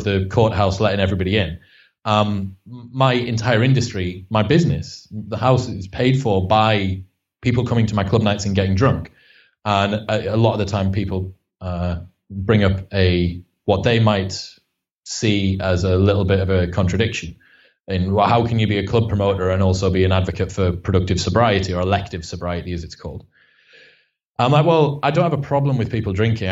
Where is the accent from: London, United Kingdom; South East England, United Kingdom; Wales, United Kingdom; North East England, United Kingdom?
North East England, United Kingdom; Stockton-on-Tees; I'm from Stockton on Tees. So it's like the arse end of Middlesbrough